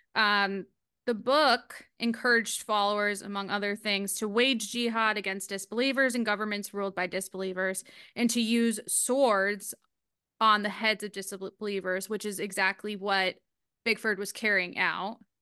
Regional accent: New England, United States; I am from New England.

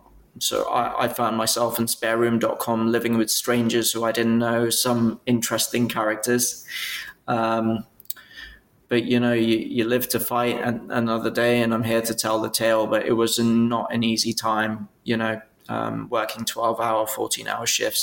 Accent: Bristol, South West England, United Kingdom; So I came originally from Bristol. So I was a Bristol graduate.

